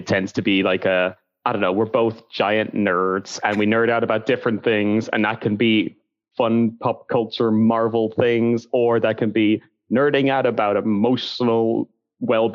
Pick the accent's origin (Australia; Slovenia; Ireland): Ireland; now in Edinburgh, United Kingdom; I am an Irish man who is now living in the United Kingdom.